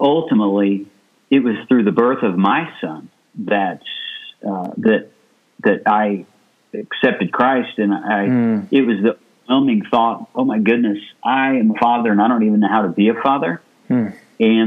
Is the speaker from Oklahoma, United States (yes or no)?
no; Illinois, United States; moved away as an adult; also born or lived in Florida; now in Dublin, United States; I'm originally from Illinois, a Midwesterner